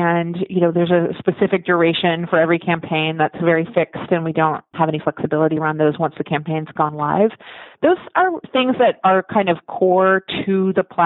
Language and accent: English; Washington, District of Columbia, United States; moved away as an adult; also born or lived in Olympia, Washington; I grew up in Washington, D.C. and went to college in Olympia